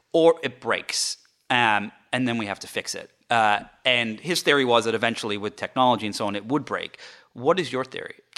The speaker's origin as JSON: {"language": "English", "region": "England", "country": "United Kingdom", "tie": "born or raised there", "also_born_or_lived": "France", "moved": "yes", "said": "I grew up in England and I lived in France for a little while"}